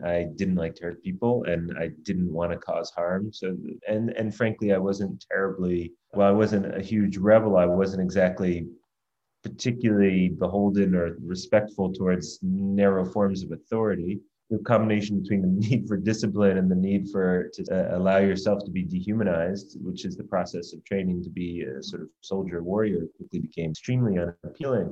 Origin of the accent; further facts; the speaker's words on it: United States; as an American growing up at the time